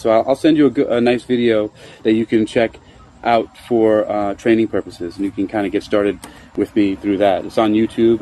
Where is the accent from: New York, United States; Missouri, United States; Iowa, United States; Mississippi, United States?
New York, United States; New York City; moved away; also born or lived in Bronx, New York; I was born in Queens, New York, in Jamaica, in Queen, uh, Queens Hospital. I lived in Jamaica, Queens, and then the Bronx